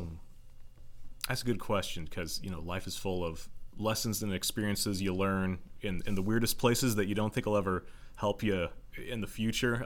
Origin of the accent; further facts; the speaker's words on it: Joplin, Missouri, United States; also born or lived in Carl Junction / Pittsburg, Kansas; I was born in Joplin at Oak Hill Hospital. Um, lived here the first fifteen years of my life